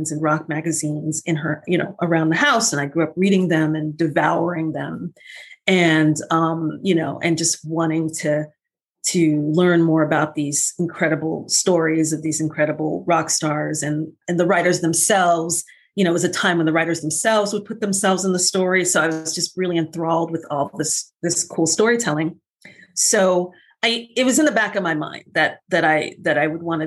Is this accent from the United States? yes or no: yes; New York City, New York, United States; moved away as an adult; also born or lived in Los Angeles; I was born and raised in Brooklyn